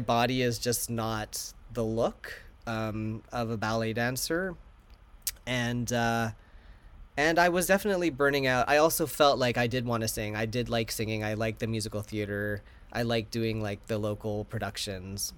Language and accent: English; Vancouver, British Columbia, Canada; also born or lived in New York / Chicago; now in Los Angeles, United States; Vancouver, my hometown